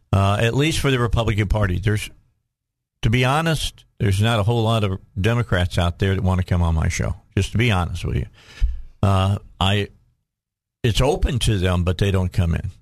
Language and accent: English; Chicago, Illinois, United States; moved away as an adult; now in Cabot, United States; I grew up outside of Chicago.